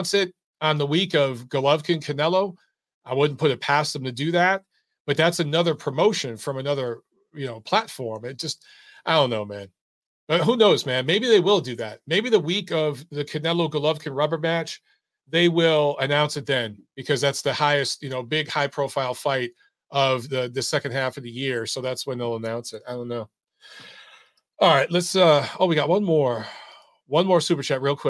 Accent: United States; an American who's proud to be American. I serve my country and I love my country

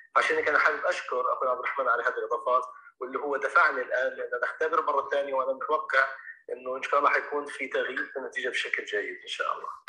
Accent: Gaza, Gaza Strip, Palestine; عندنا بغزه

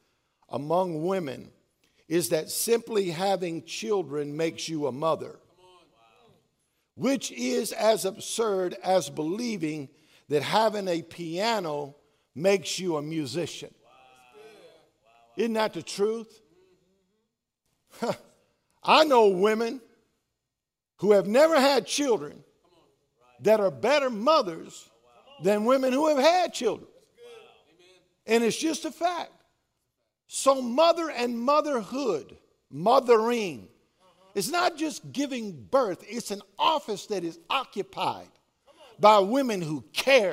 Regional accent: the South, United States; I was raised in the South and everything that comes with that.

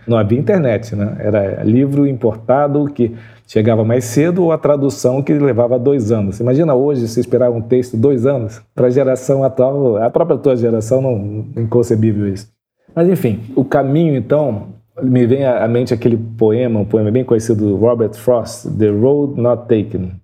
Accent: Duque de Caxias, Rio de Janeiro, Brazil; nasci em Xerém

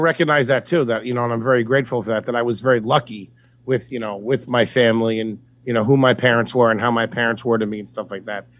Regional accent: Philadelphia, Pennsylvania, United States; we grew up similar backgrounds, you know, like really close together in the suburbs of Philly

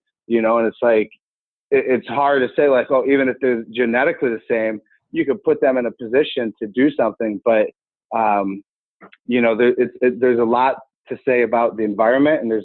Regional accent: Cleveland, Ohio, United States; also born or lived in Russia; I grew up in Cleveland, which is a hotbed of wrestling.

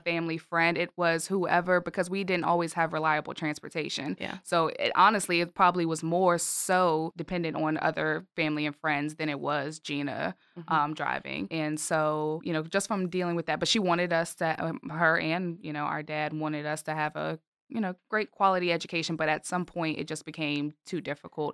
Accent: Richmond, Virginia, United States; I am born and raised in Richmond

